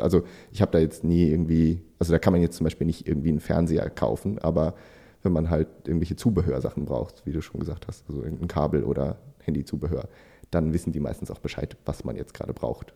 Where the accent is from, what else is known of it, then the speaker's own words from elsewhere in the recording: Germany; als Deutscher